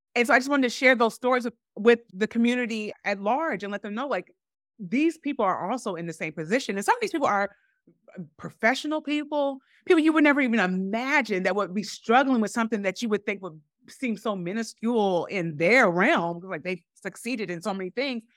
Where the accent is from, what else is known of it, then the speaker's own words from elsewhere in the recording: Evansville, Indiana, United States; moved away as an adult; grew up in Evansville